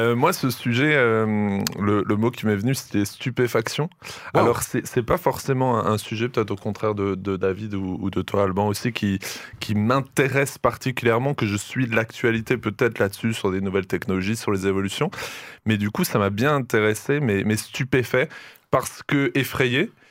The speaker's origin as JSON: {"language": "French", "country": "France", "said": "ici chez nous en France"}